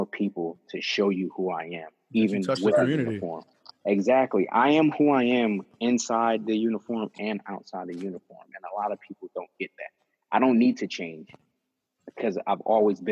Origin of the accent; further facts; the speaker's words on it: Philadelphia, Pennsylvania, United States; I grew up in Kensington